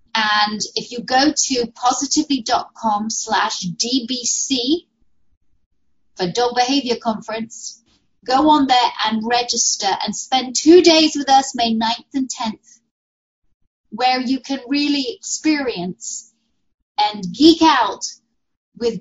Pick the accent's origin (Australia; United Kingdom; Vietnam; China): United Kingdom; moved away; my home country, which I miss so dearly